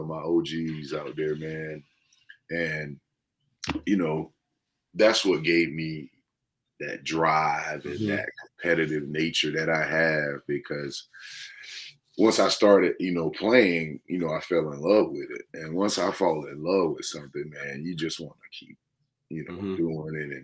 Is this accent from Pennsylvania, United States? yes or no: no; Florence, South Carolina, United States; also born or lived in Columbia, South Carolina; I'm from Florence, you know, South Carolina.